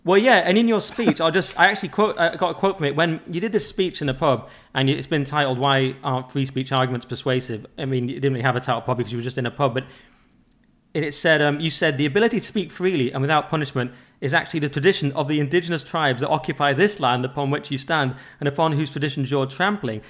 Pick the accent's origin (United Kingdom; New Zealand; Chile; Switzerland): United Kingdom; England; I was raised English, you know, we just thought we were English